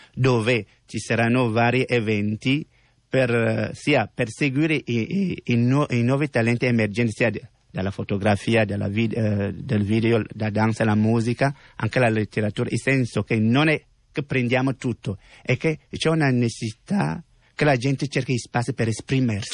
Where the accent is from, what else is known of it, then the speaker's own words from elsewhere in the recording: Cameroon; Italian is a second language; moved away as an adult; now in Italy; io ho lasciato il mio paese, eh, Camerun